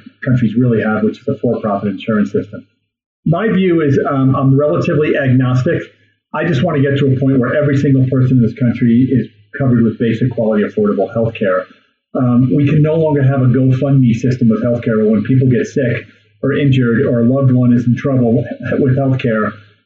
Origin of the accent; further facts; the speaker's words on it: New York, United States; now in Wyoming, United States; I'm from New York State originally, but I've been here for about 30 years